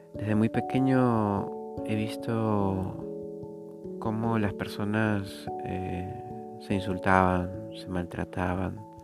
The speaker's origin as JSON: {"language": "Spanish", "country": "Peru", "said": "en mi país, en Perú, donde vivo"}